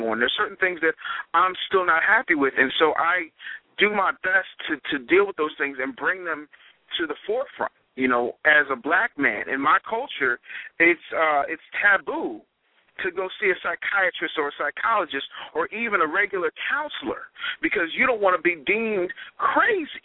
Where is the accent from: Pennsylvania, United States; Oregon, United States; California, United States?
Pennsylvania, United States; Philadelphia; I'm a Philadelphian